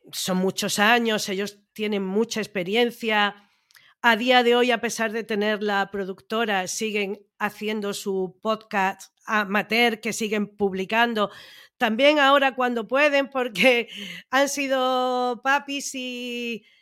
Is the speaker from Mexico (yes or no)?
no; Andalusia, Spain; yo como andaluza también me ofendo cuando de otras comunidades dicen que es que los andaluces no sabemos hablar